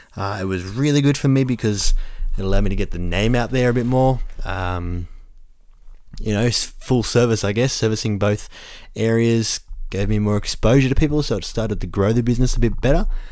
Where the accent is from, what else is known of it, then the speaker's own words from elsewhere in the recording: Orange, New South Wales, Australia; the local area I live